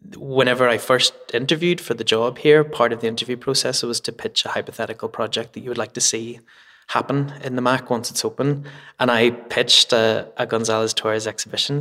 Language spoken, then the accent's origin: English; Belfast, Northern Ireland, United Kingdom; also born or lived in Edinburgh; now in Belfast, United Kingdom; I'm like born and bred in Belfast